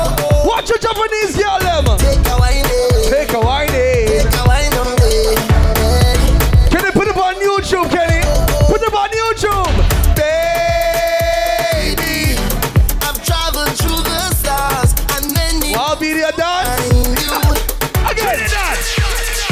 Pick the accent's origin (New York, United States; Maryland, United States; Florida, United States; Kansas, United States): New York, United States; I come from Brooklyn